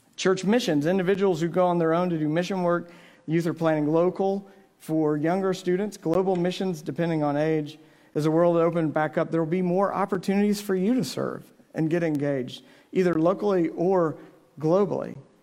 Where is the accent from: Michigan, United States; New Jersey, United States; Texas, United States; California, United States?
Texas, United States; Navasota; my hometown